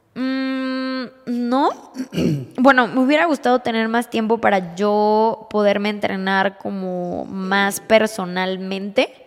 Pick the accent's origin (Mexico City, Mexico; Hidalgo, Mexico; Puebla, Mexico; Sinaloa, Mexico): Mexico City, Mexico; now in Querétaro, Mexico; yo soy de la Ciudad de México.